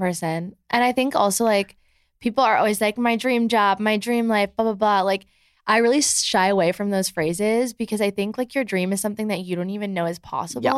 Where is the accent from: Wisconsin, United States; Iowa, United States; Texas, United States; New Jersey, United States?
New Jersey, United States; moved away as an adult; also born or lived in Michigan; now in New York City, United States; I live in New York City, but I'm from New Jersey, and, like, my whole entire high school, like, actually is here